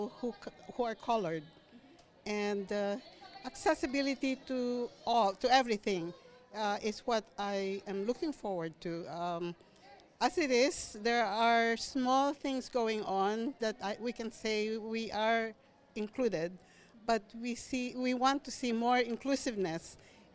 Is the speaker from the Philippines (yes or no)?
yes; Philippines; moved away as an adult; now in Winnipeg, Canada; I came in 1976. That's, you know, a long time. I've lived here longer than in the Philippines